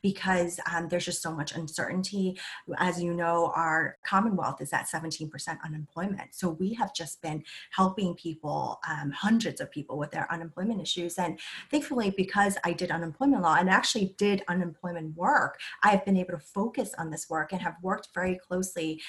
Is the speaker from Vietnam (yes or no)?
yes; Vietnam; now in United States; I'm a refugee from Vietnam